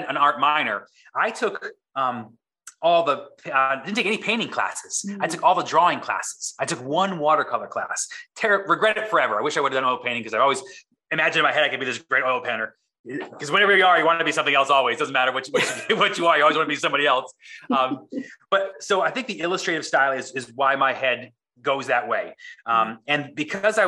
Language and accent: English; East Coast, United States; moved away as an adult; now in San Diego, United States; I grew up on the East Coast, which is, again, creatively a vacuum.